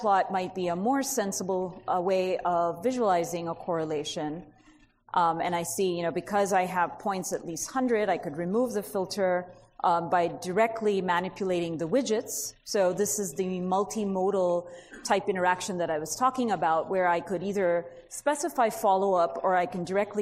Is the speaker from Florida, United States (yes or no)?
no; California, United States; I'm from California